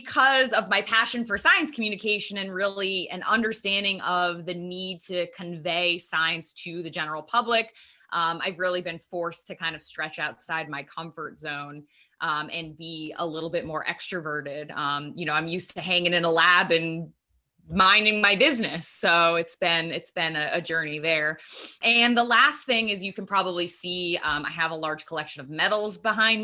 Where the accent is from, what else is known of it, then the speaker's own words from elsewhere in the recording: Eastern Connecticut, United States; where I grew up in Eastern Connecticut